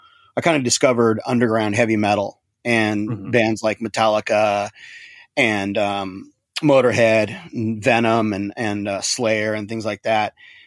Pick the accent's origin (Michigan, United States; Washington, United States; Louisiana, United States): Washington, United States; Seattle; also born or lived in Dallas, Texas; I was actually born in Dallas, Texas, but yeah, I moved to Seattle when I was 2 years old, and okay. I grew up in Seattle, so I spent from 1972 to 1996 in Seattle, Washington.